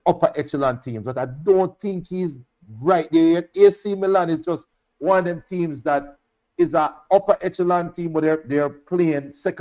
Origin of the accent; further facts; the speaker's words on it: Jamaica; as a Jamaican, I am very proud